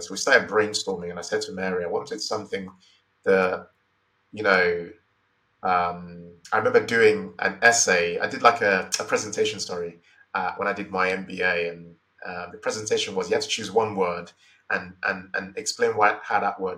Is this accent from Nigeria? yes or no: yes; Nigeria; also born or lived in Imo State / Lagos State; So I I grew up in Nigeria